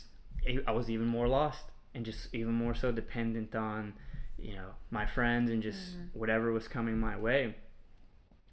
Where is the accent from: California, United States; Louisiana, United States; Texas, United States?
Texas, United States; Houston; born or raised there